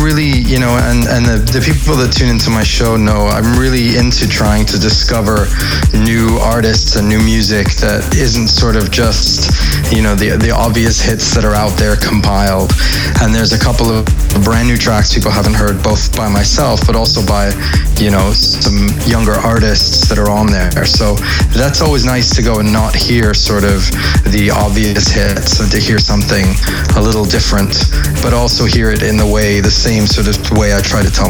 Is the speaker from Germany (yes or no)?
no; Canada; also born or lived in United Kingdom / United States; now in Amsterdam, Netherlands; But I'm, you know, I'm British by birth. I would say Canadian by how I was raised. But for now, Amsterdam.